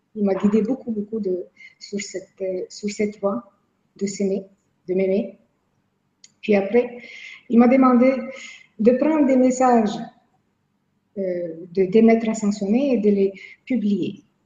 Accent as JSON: {"language": "French", "region": "Quebec", "country": "Canada", "said": "je viens de Québec."}